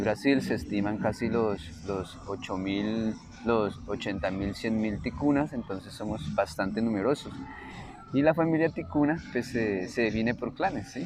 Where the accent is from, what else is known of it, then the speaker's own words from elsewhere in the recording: Puerto Nariño, Amazonas, Colombia; nosotros somos de en Puerto Nariño